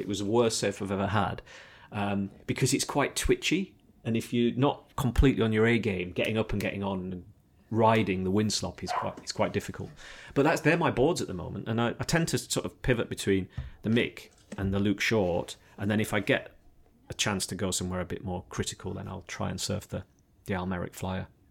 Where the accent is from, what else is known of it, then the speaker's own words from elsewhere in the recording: Yorkshire and the Humber, United Kingdom; also born or lived in Devon / Australia; now in Sidmouth, United Kingdom; I'm a blow-in, as they would describe me, probably, 'cause I'm a Yorkshireman in, in Devon, but I've been here a long time